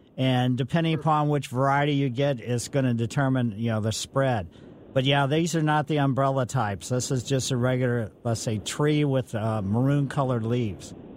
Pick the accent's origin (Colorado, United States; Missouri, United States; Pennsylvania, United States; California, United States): Missouri, United States; Ellisville; also born or lived in St. Louis, Missouri; growing up in Ellisville, we uh, from uh, down on Flat by the Botanical Garden. My parents moved to Ellisville